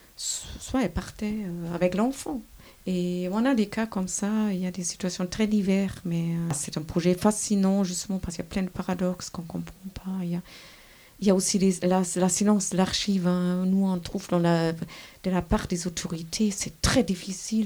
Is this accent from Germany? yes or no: yes; Germany; moved away as an adult; also born or lived in France; now in Switzerland; je suis allemande